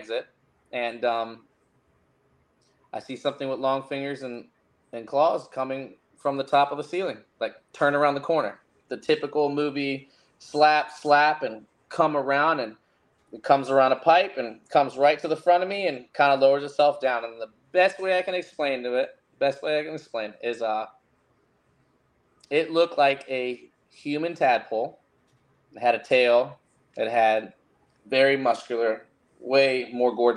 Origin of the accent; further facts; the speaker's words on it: Fredericksburg, Virginia, United States; moved away; I'm originally from Fredericksburg, Virginia, Spotsylvania.